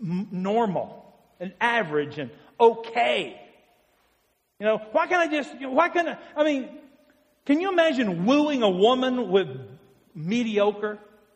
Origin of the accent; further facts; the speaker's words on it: Kentucky, United States; I'm in from Kentucky